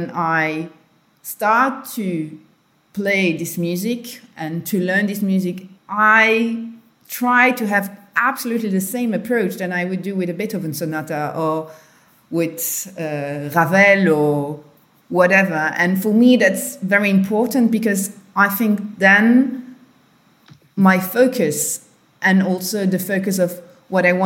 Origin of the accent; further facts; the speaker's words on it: Luxembourg; from Luxembourg